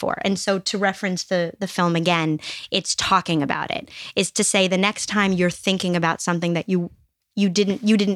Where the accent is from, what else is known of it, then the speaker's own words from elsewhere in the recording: New York City, New York, United States; also born or lived in Los Angeles; now in Scranton, United States; I grew up in Brooklyn. I lived in Los Angeles. I came here.